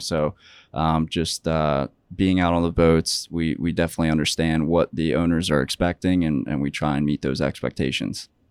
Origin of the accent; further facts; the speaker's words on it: Ocean City, New Jersey, United States; growing up in New Jersey in Ocean City